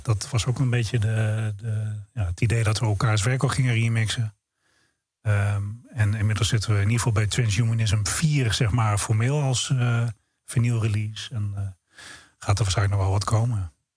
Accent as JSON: {"language": "Dutch", "country": "Netherlands", "said": "we zijn vier jongens uit Nederland"}